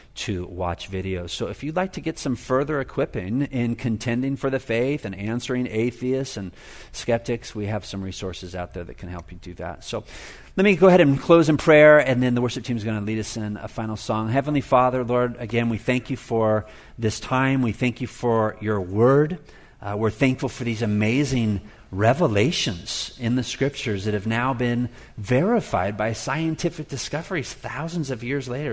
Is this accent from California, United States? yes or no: yes; Oceanside, California, United States; also born or lived in Glendora, California; I was raised here in Southern California. I was born in Glendora, uh, and then we moved down to Oceanside when I was seven, and I grew up pretty close to the beach